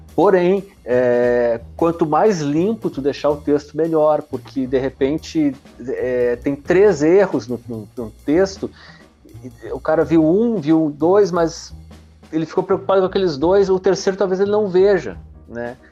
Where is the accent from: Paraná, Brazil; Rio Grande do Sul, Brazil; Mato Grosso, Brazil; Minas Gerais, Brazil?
Paraná, Brazil; Realeza; now in Porto Alegre, Brazil; sou do interior do Paraná, cara, uma cidade bem pequenininha, né? De, de realeza. Deve ter, agora deve ter 14 mil habitantes tal. Quando eu tava morando lá tinha 10, 12 mil.